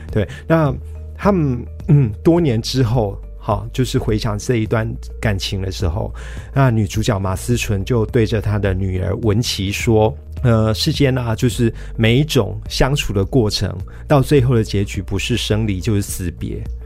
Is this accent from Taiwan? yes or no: yes; Kaohsiung, Taiwan; also born or lived in Dashe, Kaohsiung; 我小时候是住在仁武，嗯。那大概十九岁的时候搬到大社，嗯。但是仁武的老家，呃，后来还一直留着。嗯。那几年前，仁武老家三合院夷为平地。三合院。对，我是住过三合院的